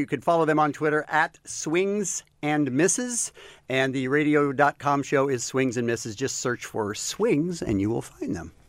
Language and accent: English; Phoenix, Arizona, United States; No, I'm from Phoenix. I grew up in Phoenix. I was born in Phoenix.